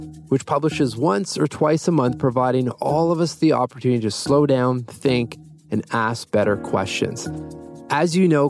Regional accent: Toronto, Ontario, Canada; Here from Toronto, Canada.

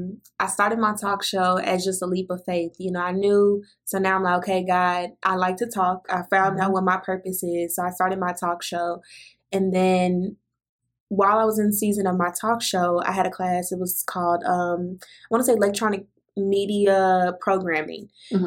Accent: Fort Worth, Texas, United States; I grew up in Fort Worth

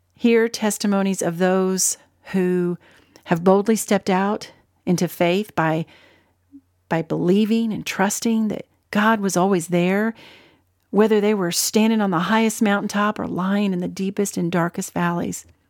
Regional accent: Ohio, United States; moved away as an adult; also born or lived in Arkansas; I was born and raised in Ohio and then moved with my family to Arkansas when I was barely out of high school

